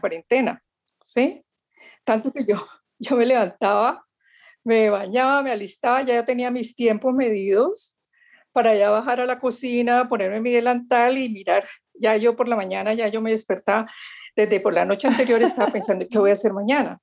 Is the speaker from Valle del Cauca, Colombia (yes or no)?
yes; Valle del Cauca, Colombia; nosotros los vallecaucanos